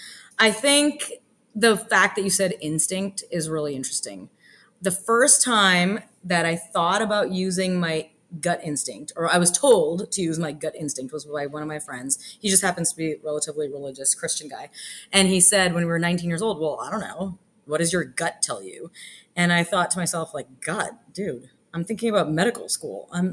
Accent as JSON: {"language": "English", "country": "Canada", "tie": "born or raised there", "also_born_or_lived": "Kentucky / Texas", "moved": "as an adult", "said": "I grew up in Canada."}